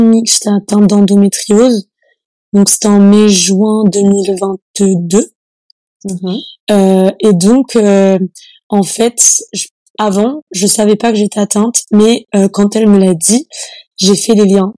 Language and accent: French; Annecy, Auvergne-Rhône-Alpes, France; je viens d'une petite commune qui s'appelle, euh, enfin d'une petite ville qui s'appelle Annecy c'est en Haute-Savoie